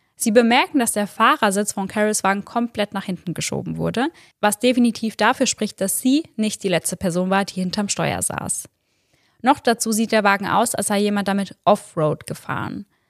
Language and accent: German; Germany; bei uns in Deutschland